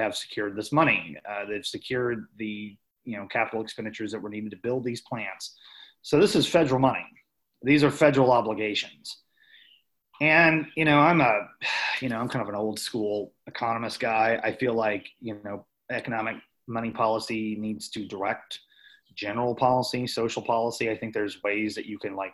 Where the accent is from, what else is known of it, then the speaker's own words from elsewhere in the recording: Webster County, Missouri, United States; I'm from Webster County, rural community, from a very rural part of Webster County.